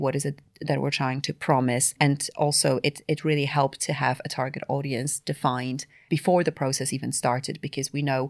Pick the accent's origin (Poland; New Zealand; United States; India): Poland; now in London, United Kingdom; So I'm based in London, part of the global team. I've been in London for about 10 years, but I'm actually originally from Poland.